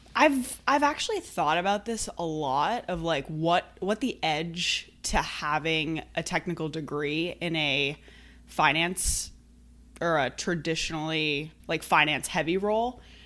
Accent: Brookline, Massachusetts, United States; I grew up in Brookline, which is, you know, right outside of Boston. So I've always been here

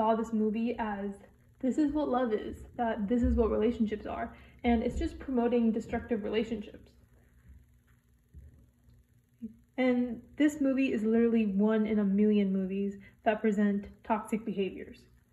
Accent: United States; I'm a South Asian American

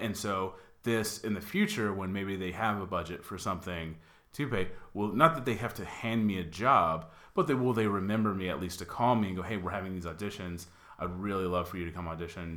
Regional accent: Dallas, Texas, United States; now in Los Angeles, United States; I'm from Dallas

